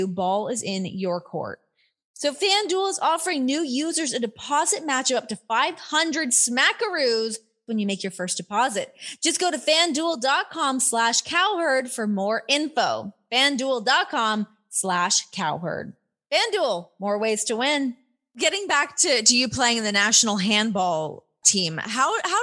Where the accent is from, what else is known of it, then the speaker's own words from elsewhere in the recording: Canada; now in United States; I grew up in Canada